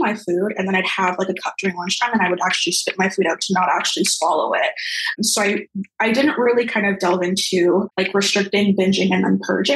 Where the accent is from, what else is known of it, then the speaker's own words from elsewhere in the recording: Brampton, Ontario, Canada; now in Toronto, Canada; I currently reside in Toronto. Originally, I'm from Brampton, pretty much where I grew up.